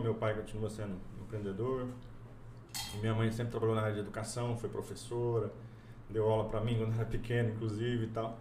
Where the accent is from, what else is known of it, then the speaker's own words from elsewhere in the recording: Cacoal, Rondônia, Brazil; also born or lived in Corbélia, Paraná; now in Porto Velho, Brazil; me criei no interior do estado, em Cacoal